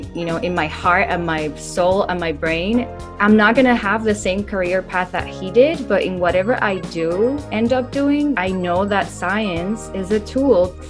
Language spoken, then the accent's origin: English; Puerto Rico; moved away as an adult; also born or lived in New York / San Diego; I'm born and raised in Puerto Rico